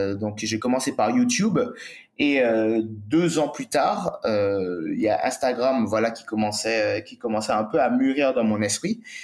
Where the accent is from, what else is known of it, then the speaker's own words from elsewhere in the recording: Martinique; moved away; also born or lived in Bali; j'ai grandi sur une île